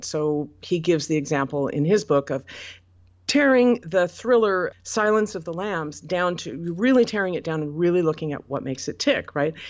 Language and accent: English; Portland, United States; Portland, which is my hometown and where I currently live